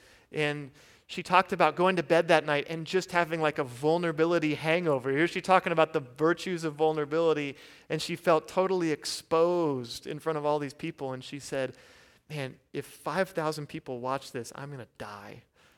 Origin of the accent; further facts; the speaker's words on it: Kansas, United States; And so I'm from Kansas, and so of course I don't have an accent, right?